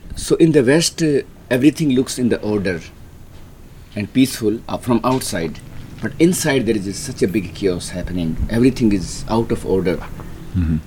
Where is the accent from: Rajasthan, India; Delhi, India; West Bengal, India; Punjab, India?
Rajasthan, India; moved away as an adult; I grew up in Rajasthan in a small middle class family